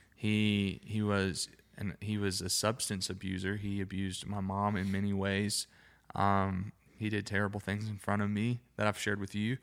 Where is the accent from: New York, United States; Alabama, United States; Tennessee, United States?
Alabama, United States; accent: Alabama Southern; I'm from Alabama, I'm not saying daddy how I naturally want to say daddy